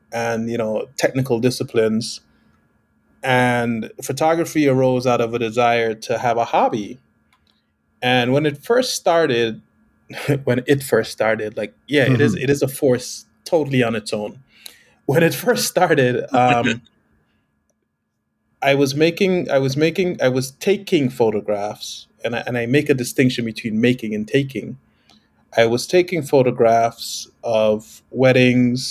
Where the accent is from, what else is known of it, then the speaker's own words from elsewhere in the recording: Guyana; moved away; I was born in South America, the only English-speaking country on the continent, called Guyana.